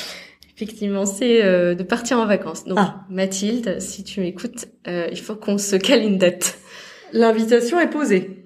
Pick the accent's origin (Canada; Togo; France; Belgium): France; Alsace, Grand Est; moved away as an adult; je venais d'Alsace